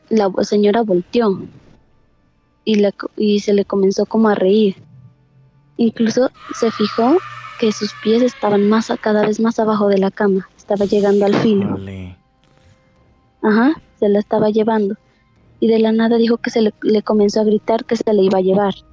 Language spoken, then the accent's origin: Spanish; Pasto, Nariño, Colombia; Eh, de Colombia, exactamente Pasto.